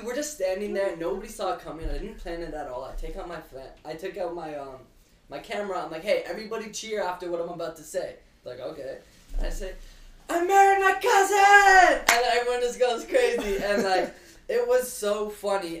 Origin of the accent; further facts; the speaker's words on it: Canada; I'm Canadian